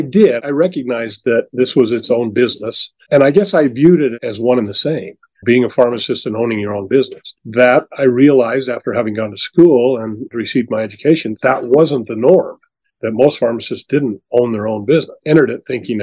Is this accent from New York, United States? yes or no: no; Delta, Utah, United States; I was born and raised in Delta, Utah, small community, a farming community, mostly when I grew up